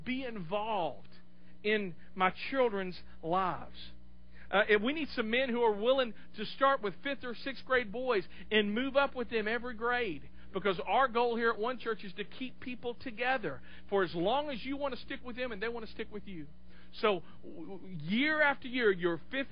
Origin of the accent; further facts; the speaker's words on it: Clarksville, Tennessee, United States; I grew up here in Clarksville